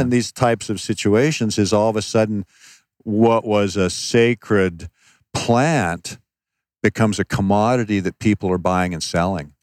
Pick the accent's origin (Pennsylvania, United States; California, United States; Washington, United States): Washington, United States; Seattle; moved away; also born or lived in Phoenix, Arizona; I, I, was raised in Seattle, but at one point we moved to Phoenix, Arizona.